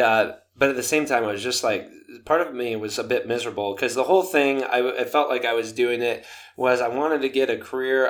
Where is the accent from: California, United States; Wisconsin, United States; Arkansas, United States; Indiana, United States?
Wisconsin, United States; Sparta; moved away; also born or lived in Minnesota; I was growing up in an even smaller town than you. My goodness. Uh, Sparta, Wisconsin.